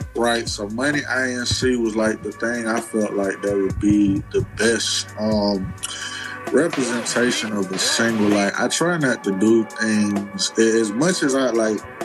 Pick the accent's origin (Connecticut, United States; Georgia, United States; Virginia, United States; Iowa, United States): Georgia, United States; Decatur; also born or lived in Charlotte, North Carolina; I've been in Decatur nigga since the age of one.